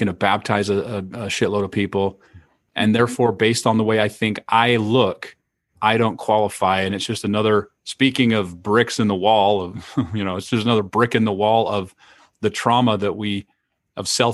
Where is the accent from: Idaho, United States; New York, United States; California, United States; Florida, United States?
Idaho, United States; growing up in Idaho